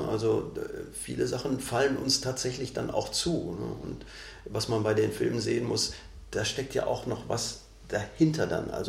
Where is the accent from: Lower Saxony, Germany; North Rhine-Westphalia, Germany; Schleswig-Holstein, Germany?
North Rhine-Westphalia, Germany; Bochum; Ich komme aus Bochum